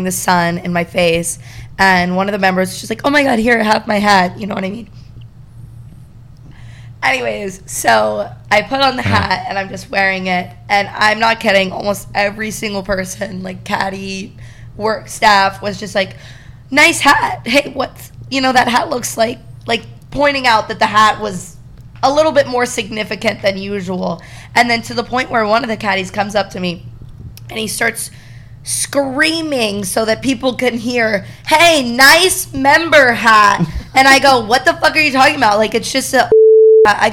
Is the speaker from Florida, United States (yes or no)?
yes; Destin, Florida, United States; I'm from Destin, Florida